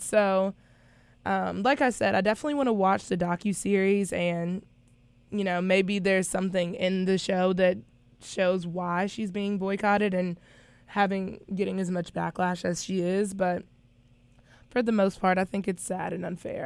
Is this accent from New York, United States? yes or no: no; North Carolina, United States; now in South Carolina, United States; I am from North Carolina, so I could also not be used to the South Carolina heat